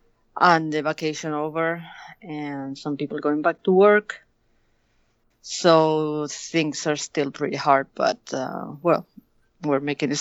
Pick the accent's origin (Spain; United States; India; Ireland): Spain; León, Castile and León; moved away as an adult; now in Barcelona, Spain; I was born in a city called León